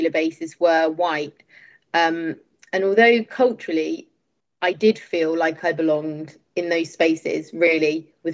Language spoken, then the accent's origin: English; Rugby, West Midlands, United Kingdom; moved away; also born or lived in London / Spain; I was born and brought up in Rugby, which is a mid-sized town in Warwickshire, close to Coventry.